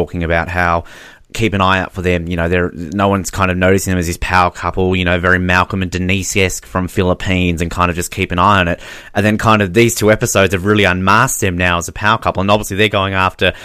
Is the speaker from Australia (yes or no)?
yes; Australia; we're Australian.